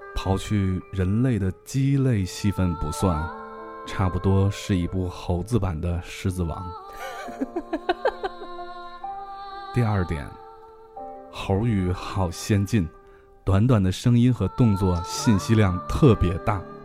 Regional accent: China; 我们中国人民

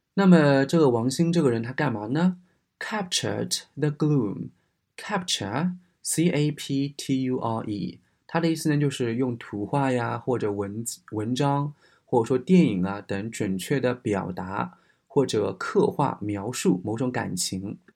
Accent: China; ofo 的话呢，我们中国人都知道

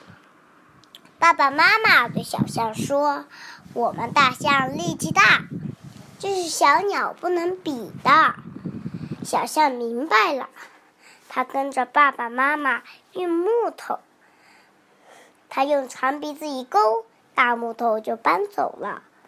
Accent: Wenzhou, Zhejiang, China; 我来自浙江温州，今年快五周岁了

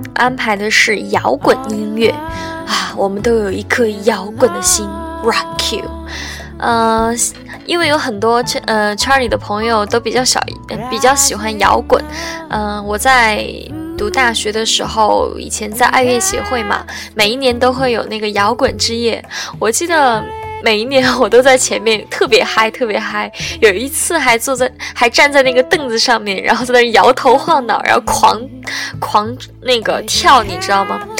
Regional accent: Qingdao, Shandong, China; 我是青岛人

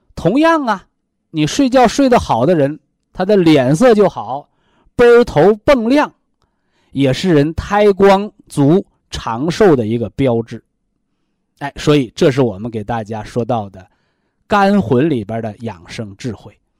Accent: China; 我们中国人说叫三魂七魄。

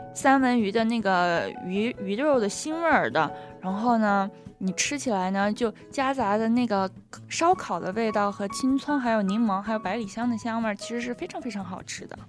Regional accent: Sichuan, China; accent: Sichuan; 我的四川口音又出来了

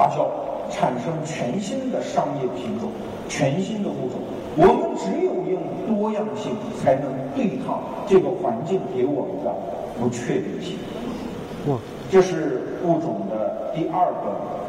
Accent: China; 我们中国人经常受一个骗啊

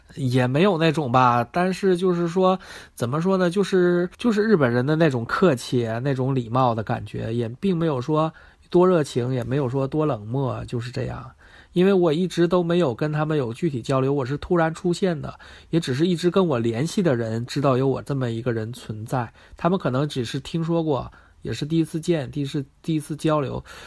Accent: China; 我是一个中国人

